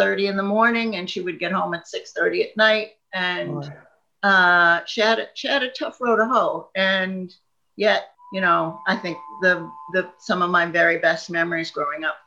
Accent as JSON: {"language": "English", "area": "Long Island", "region": "New York", "country": "United States", "tie": "born or raised there", "also_born_or_lived": "Ohio", "moved": "as an adult", "lives_now": "Scotland, United Kingdom", "said": "I grew up right outside of Manhattan"}